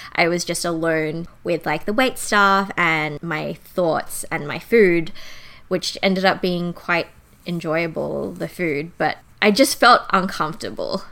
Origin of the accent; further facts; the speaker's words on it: Sydney, New South Wales, Australia; also born or lived in Canberra; I grew up in Canberra until primary school. And then once I got to high school, I grew up in suburban Sydney.